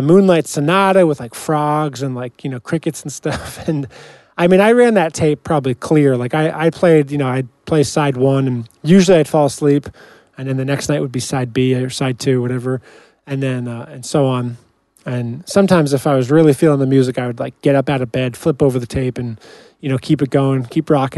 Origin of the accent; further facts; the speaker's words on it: Ramsey, New Jersey, United States; raised, you know, me and my brother in Ramsey